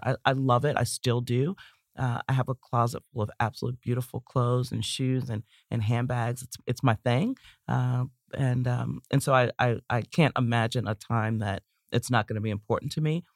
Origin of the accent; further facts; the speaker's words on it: Baltimore, Maryland, United States; moved away; It's based in my hometown of Baltimore